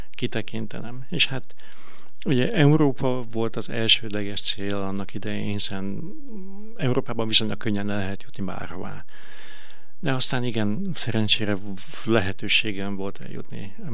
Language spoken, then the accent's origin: Hungarian; Veszprém, Veszprém County, Hungary; also born or lived in China; Én nagyon büszke vagyok arra, hogy Veszprémi vagyok.